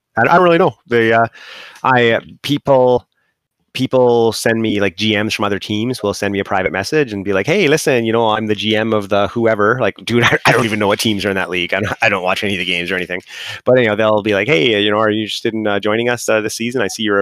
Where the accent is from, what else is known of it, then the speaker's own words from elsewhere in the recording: Canada; I'm Canadian